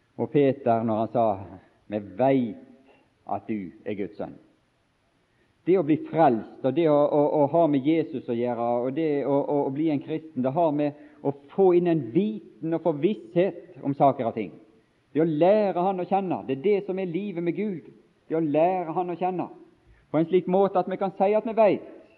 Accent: Bergen, Vestland, Norway; jeg er fra Bergens område og bor i Bergen

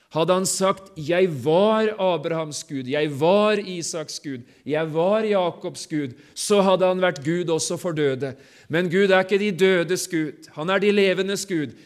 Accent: Sotra, Vestland, Norway; Hjemme på Sotra

